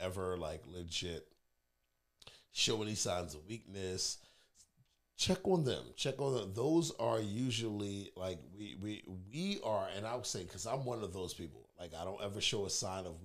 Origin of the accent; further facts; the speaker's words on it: New York City, New York, United States; I might be a city boy, born and raised in Brooklyn